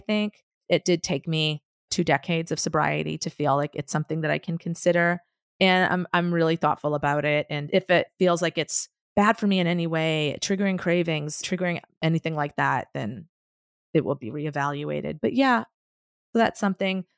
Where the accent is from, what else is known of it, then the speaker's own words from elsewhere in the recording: Boston, Massachusetts, United States; moved away; also born or lived in San Francisco; I was from Boston